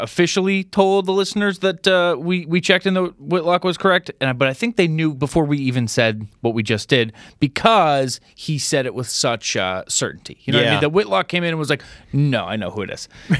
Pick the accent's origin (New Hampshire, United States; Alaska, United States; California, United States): New Hampshire, United States; And as you might know, I'm from New Hampshire.